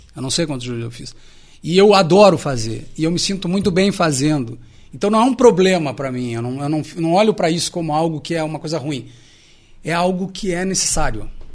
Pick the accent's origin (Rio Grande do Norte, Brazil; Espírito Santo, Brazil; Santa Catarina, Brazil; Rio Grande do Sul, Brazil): Rio Grande do Sul, Brazil; Alegrete; eu sou natural do Alegrete